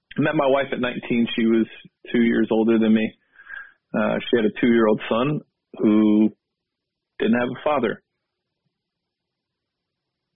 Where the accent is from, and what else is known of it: California, United States; born or raised there; also born or lived in Houston, Texas